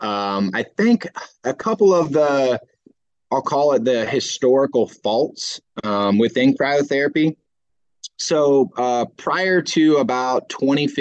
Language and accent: English; Houston, Texas, United States; I'm from Houston, Texas, where, 10 months out of the year, it's 100 degrees